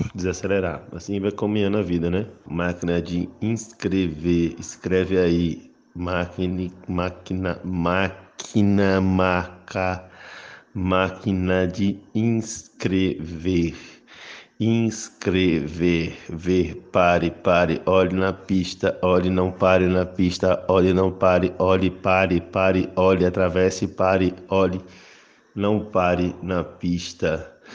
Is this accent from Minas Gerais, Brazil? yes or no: yes; Minas Gerais, Brazil; Eu sendo mineiro, sendo bom mineiro do interior